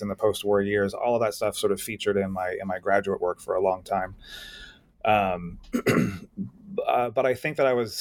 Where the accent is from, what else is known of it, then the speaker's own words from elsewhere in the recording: Los Angeles, California, United States; I grew up mostly in the Los Angeles area and the suburban wasteland